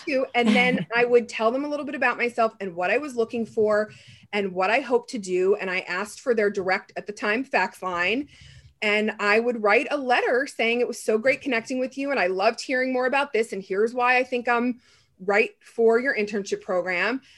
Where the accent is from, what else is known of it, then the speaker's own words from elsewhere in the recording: a small town outside of Pittsburgh, Pennsylvania, United States; moved away; also born or lived in New York / Los Angeles; I grew up in a small town outside of Pittsburgh